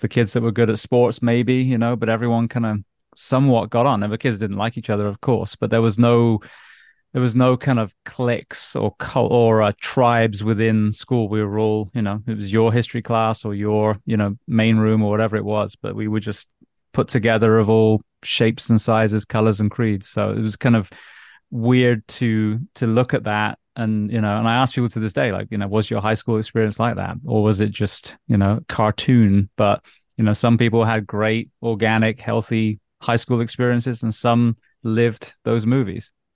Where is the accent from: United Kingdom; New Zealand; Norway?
United Kingdom; England; being an English schoolboy